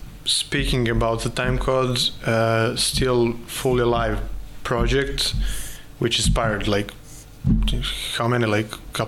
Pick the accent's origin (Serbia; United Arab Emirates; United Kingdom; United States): Serbia; Kraljevo, Raška District; now in Belgrade, Serbia; because I'm not from Belgrade. I'm from town in the south of center of Serbia, actually Kraljevo. We call it Kingstown.